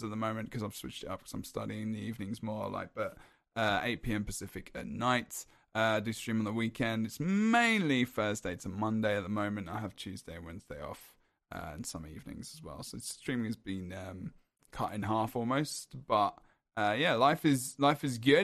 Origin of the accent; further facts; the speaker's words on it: England, United Kingdom; I'm English